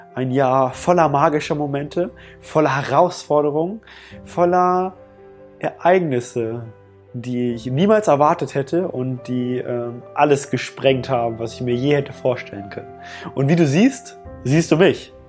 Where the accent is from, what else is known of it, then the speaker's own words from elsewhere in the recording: Germany; was ich hier in Deutschland habe, wo ich aufgewachsen bin